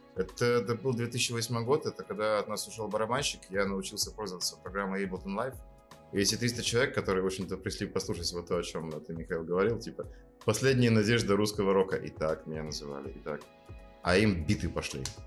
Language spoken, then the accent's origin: Russian; Murmansk, Murmansk Oblast, Russia; moved away as an adult; also born or lived in Lund, Sweden; играть вместе в рок-группе, что в Мурманске, что там, в Швеции, в Лунде